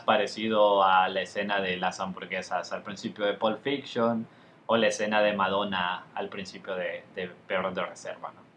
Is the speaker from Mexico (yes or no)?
no; Honduras; Nosotros somos hondureños y viajábamos a Guatemala porque mi mamá es guatemalteca